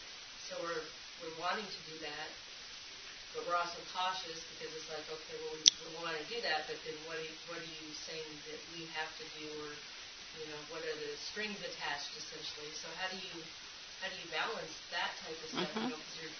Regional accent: Vancouver, Washington, United States; Vancouver, Washington.

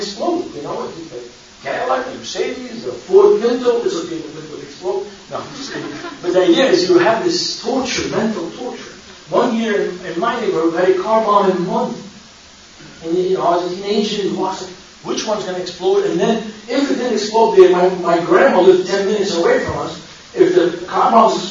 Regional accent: Beirut, Beirut Governorate, Lebanon; now in United States; I was born and raised in Beirut, Lebanon

